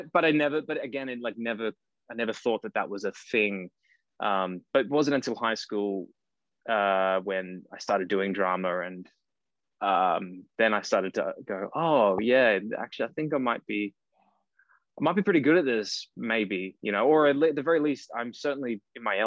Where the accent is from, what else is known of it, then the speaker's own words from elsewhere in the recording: Cairns, Queensland, Australia; moved away as an adult; also born or lived in Brisbane; now in Sydney, Australia; I actually grew up in Cairns, far north Queensland